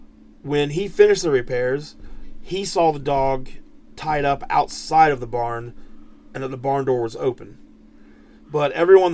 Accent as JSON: {"language": "English", "country": "United States", "said": "I, as an American"}